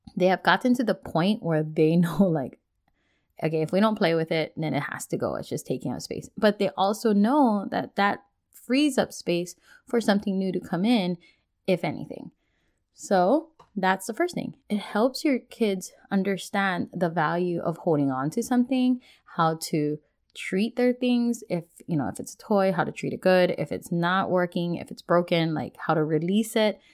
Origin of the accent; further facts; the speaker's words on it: Hawaii, United States; now in Washington, United States; Being born and raised in Hawaii